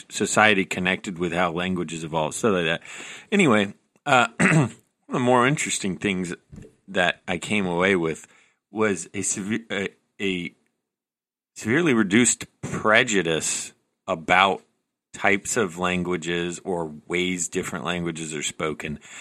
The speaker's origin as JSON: {"language": "English", "region": "the South", "country": "United States", "tie": "born or raised there", "accent": "mild Southern", "said": "I grew up in the South, and I have a mild Southern accent sometimes."}